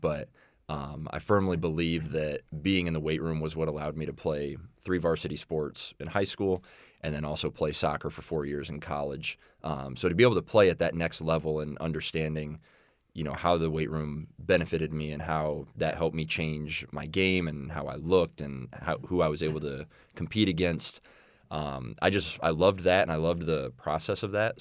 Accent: Illinois, United States; moved away; I grew up in Illinois

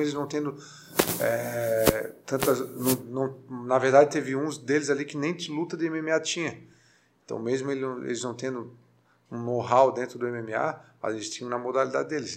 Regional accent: Florianópolis, Santa Catarina, Brazil; sou manezinho da ilha

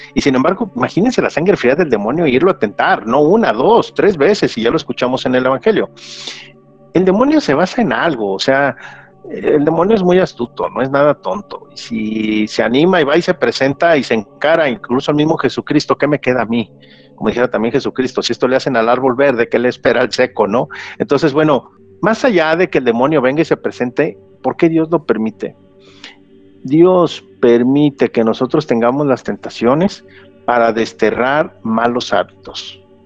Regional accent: Mexico; aquí en México decimos bien cachetona

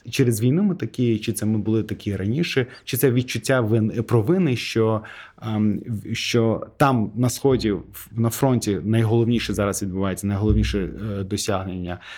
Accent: Azerbaijan; Ukrainian is a second language; По-перше, я азербайджанець. У нас нетворкінг в крові.

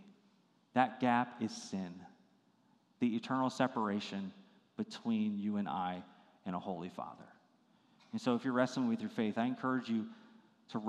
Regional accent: Virginia, United States; I grew up in Virginia, and it was such a beautiful area

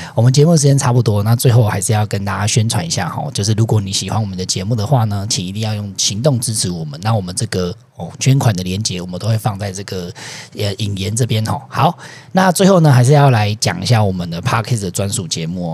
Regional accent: Taiwan; 身为台湾人

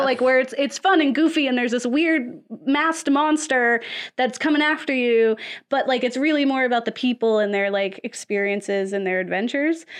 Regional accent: the South, United States; I'm also from the South

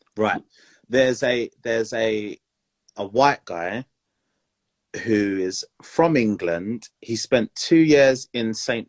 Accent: Montserrat; I'm from Montserrat

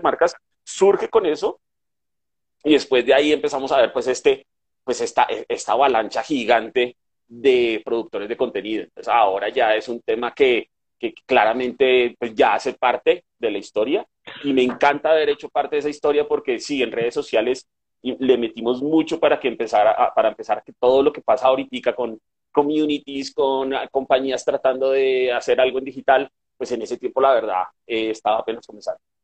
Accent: Bogotá, Bogotá Capital District, Colombia; soy un bogotano de pura cepa, nacimiento, corazón y creencia

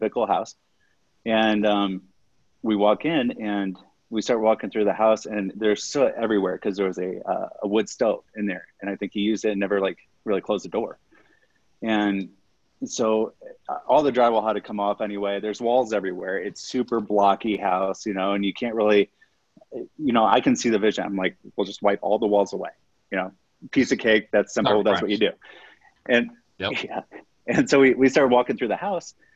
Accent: Fort Wayne, Indiana, United States; moved away as an adult; also born or lived in Florida; now in Denver, United States; I grew up on a farm in Indiana

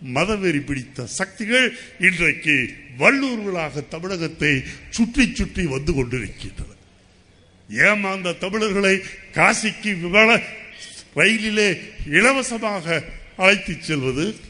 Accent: Tamil Nadu, India; ஒரு இந்தியனாக இருப்பேன் ஆனால் அதைவிட எனக்கு முக்கியம் நான் தமிழன்

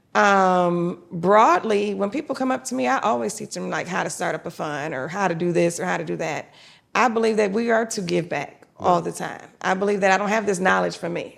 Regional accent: Detroit, Michigan, United States; now in Atlanta, United States; I grew up in Detroit, Michigan.

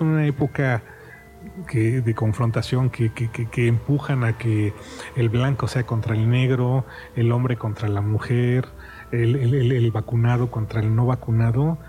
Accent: Mexico; somos mexicanos

